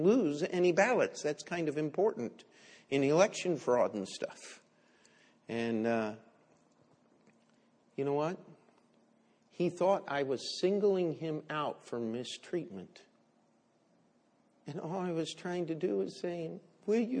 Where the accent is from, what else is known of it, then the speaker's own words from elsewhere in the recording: Baltimore, Maryland, United States; moved away as an adult; also born or lived in Springfield, Missouri; I'm from Baltimore, Maryland, and I'm here in Bible college.